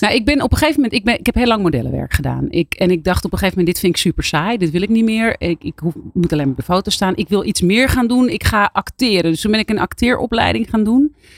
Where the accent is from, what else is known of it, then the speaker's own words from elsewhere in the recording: Abcoude, Utrecht, Netherlands; ik kwam uit Apkoude, dus dat is eigenlijk vlakbij Amsterdam